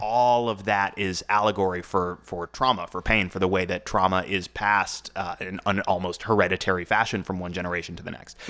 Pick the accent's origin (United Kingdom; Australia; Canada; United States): United States; I am an American